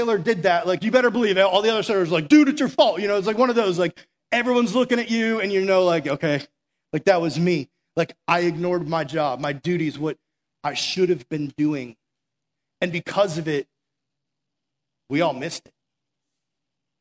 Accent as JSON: {"language": "English", "region": "Massachusetts", "country": "United States", "also_born_or_lived": "South Florida", "said": "we're from Massachusetts"}